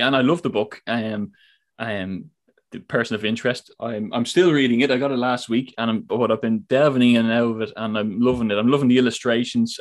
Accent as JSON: {"language": "English", "country": "Ireland", "said": "I come from Ireland, so big heavy Catholic um, background there"}